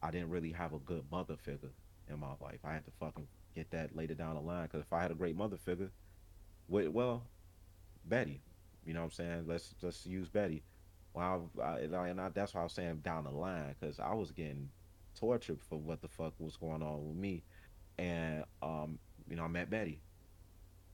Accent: Chicago, Illinois, United States; as a Chicagoan, you know what I'm saying, born in a domestic violence home

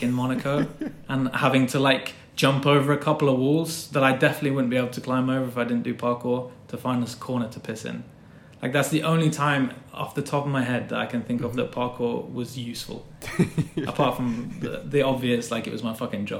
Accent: Glastonbury, South West England, United Kingdom; also born or lived in Cambridge; I'm from Glastonbury

